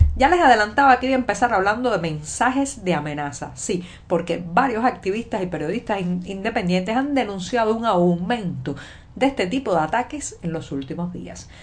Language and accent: Spanish; Cuba; cubana, periodista, ciudadana